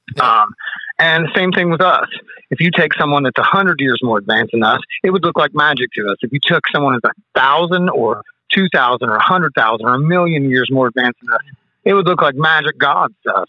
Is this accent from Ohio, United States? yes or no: no; West Virginia, United States; I'm from West Virginia